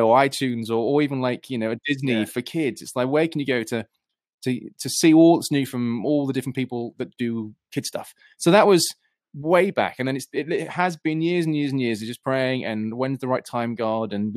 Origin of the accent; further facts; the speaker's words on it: United Kingdom; I'm this Brit